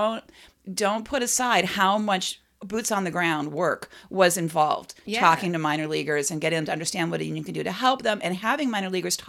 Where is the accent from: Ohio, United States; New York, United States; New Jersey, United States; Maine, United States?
Ohio, United States; Cleveland; I'm from Cleveland.